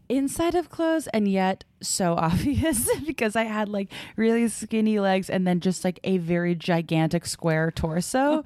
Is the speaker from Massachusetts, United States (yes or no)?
yes; Brockton, Massachusetts, United States; I went to high school and I grew up in Brockton, Massachusetts.